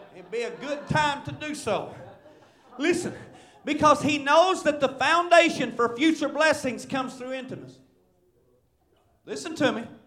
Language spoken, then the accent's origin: English; Marshall, Arkansas, United States; I'm from Searcy County, Arkansas, and Marshall